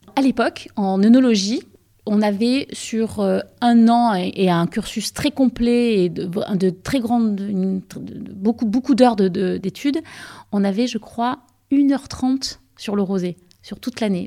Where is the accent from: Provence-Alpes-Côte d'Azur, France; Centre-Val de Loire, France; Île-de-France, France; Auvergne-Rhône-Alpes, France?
Provence-Alpes-Côte d'Azur, France; Aix-en-Provence; moi j'étais aixoise, et j'étais d'Aix-en-Provence